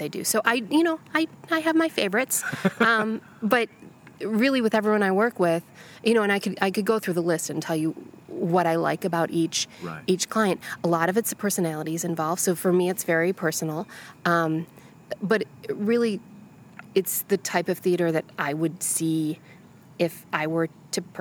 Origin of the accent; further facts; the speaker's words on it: Buffalo, New York, United States; now in Chicago, United States; I grew up in Buffalo